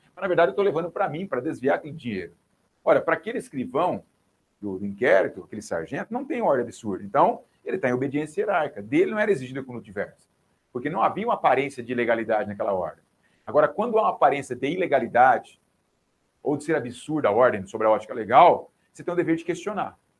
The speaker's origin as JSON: {"language": "Portuguese", "town": "Rinópolis", "region": "São Paulo", "country": "Brazil", "tie": "born or raised there", "moved": "yes", "said": "Rinópolis, que é a terra da onde eu venho, né? minha terra natal"}